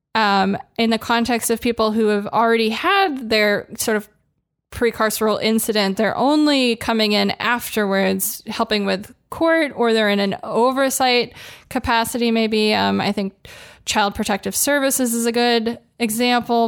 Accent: Los Angeles, California, United States; I grew up in Los Angeles

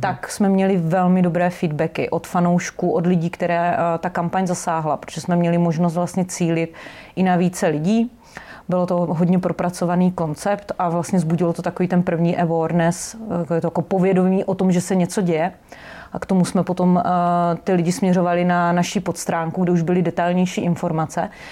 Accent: Brno, South Moravian Region, Czechia; pocházím z Brna

